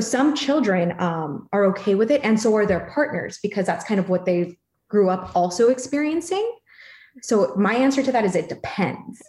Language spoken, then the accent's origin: English; Philippines; I'm Filipino